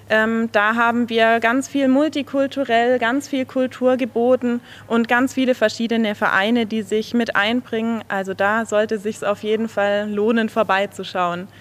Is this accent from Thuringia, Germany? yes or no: no; Villingen-Schwenningen, Baden-Württemberg, Germany; Also ich bin in Villingen geboren und wohne aber eigentlich in einem Nachbarort von Villingen-Schwenningen.